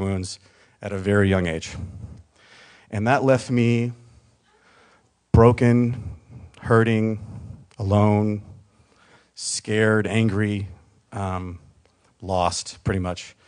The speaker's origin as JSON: {"language": "English", "region": "Mississippi", "country": "United States", "tie": "born or raised there", "also_born_or_lived": "San Diego, California", "said": "born in San Diego in 1978, but I was raised in Mississippi."}